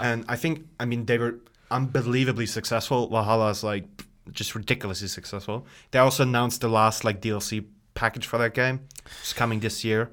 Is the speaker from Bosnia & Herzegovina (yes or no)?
yes; Bosnia & Herzegovina; moved away; I'm originally from Bosnia Herzegovina